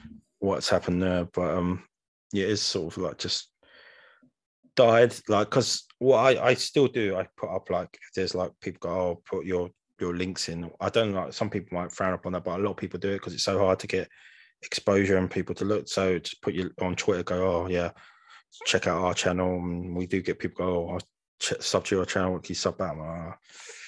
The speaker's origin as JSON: {"language": "English", "region": "London", "country": "United Kingdom", "said": "we're all from London here"}